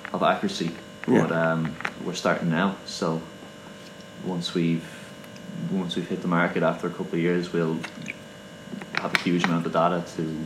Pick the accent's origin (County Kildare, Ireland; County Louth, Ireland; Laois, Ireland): County Kildare, Ireland; I'm from Kildare, so yeah. I'm from horse country